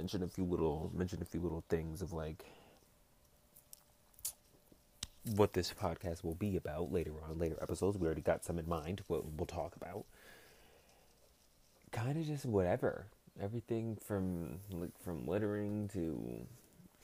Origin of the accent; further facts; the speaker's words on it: Massachusetts, United States; I'm from Massachusetts